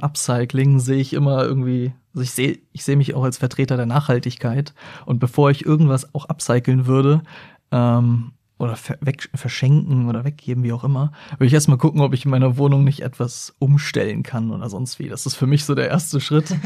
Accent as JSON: {"language": "German", "town": "Hildesheim", "region": "Lower Saxony", "country": "Germany", "tie": "born or raised there", "also_born_or_lived": "Hanover", "lives_now": "Braunschweig, Germany", "said": "Bin dann in Hildesheim aber groß geworden und bin dann von Hildesheim nach Braunschweig gezogen"}